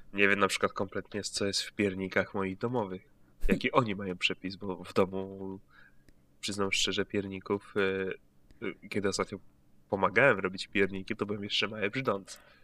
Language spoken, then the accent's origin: Polish; Greater Poland, Poland; ja jestem z wielkopolskiego